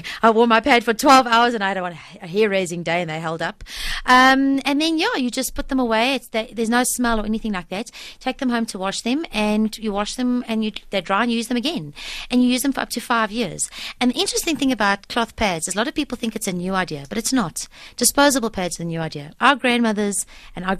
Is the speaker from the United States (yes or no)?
no; Germiston, Gauteng, South Africa; also born or lived in Volksrust; So I was born in Volcom, but I was raised in Germiston, And so I went to high school in Primrose as well